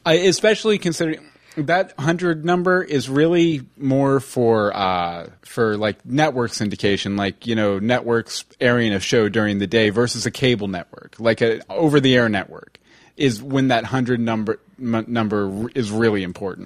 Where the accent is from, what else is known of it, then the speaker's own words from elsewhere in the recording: Texas, United States; I grew up in Texas